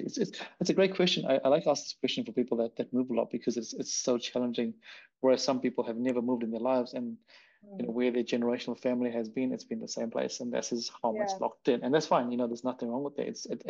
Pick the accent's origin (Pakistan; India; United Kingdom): India; now in New Zealand; am Indian. But now I've been living in New Zealand for so long. So I'm like, what the hell? What am I?